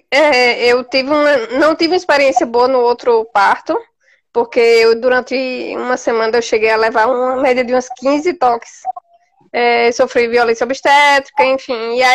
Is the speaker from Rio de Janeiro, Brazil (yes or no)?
no; Garanhuns, Pernambuco, Brazil; Sou de Garanhuns, Pernambuco.